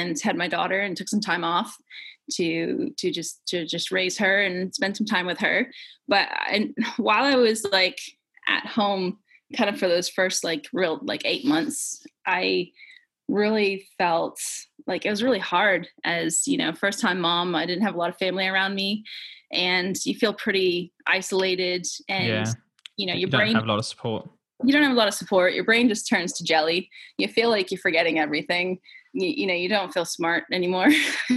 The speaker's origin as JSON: {"language": "English", "region": "Maine", "country": "United States", "tie": "born or raised there", "moved": "as an adult", "lives_now": "New Zealand", "said": "growing up in Maine"}